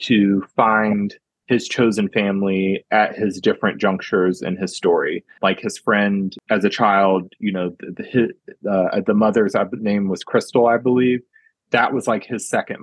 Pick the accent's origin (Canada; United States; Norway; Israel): United States; I'm definitely American